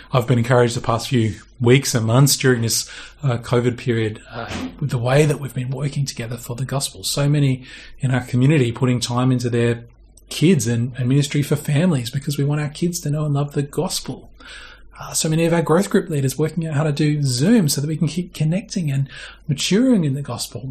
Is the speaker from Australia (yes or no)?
yes; Australia; we're Australian and also Christians